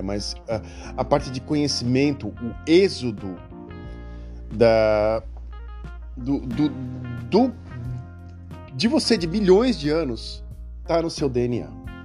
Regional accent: Santos, São Paulo, Brazil; Eu nasci na cidade de Santos. Caso você não saiba, eu nasci em Santos em 1974

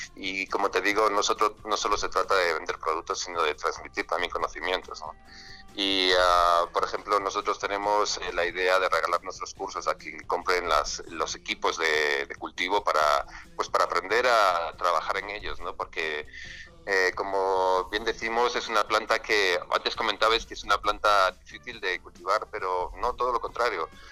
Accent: Spain; nosotros somos de España

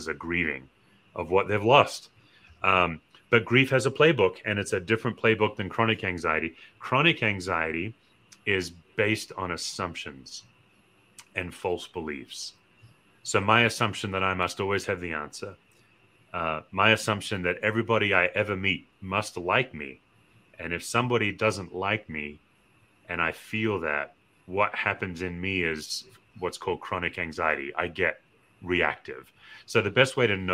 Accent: Australia; I'm an Australian

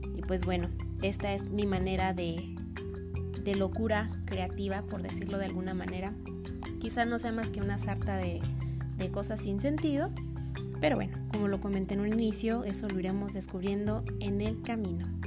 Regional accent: Ciudad Juárez, Chihuahua, Mexico; soy de Ciudad Juárez, Chihuahua.

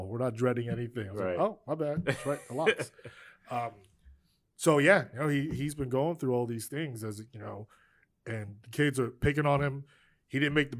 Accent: Spring Valley, New York, United States; I'm from Spring Valley

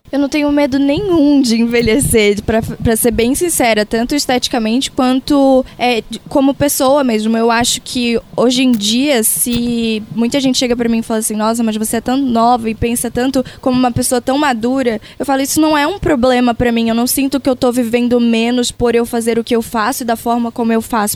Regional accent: interior of Pará, Brazil; now in São Paulo, Brazil; apesar de eu não ser uma pessoa, né, naturalmente paulista, mas eu sou lá do Pará, eu trago minhas raízes de lá

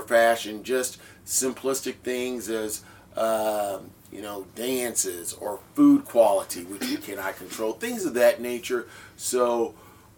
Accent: Midwest, United States; moved away; I'm from the Midwest

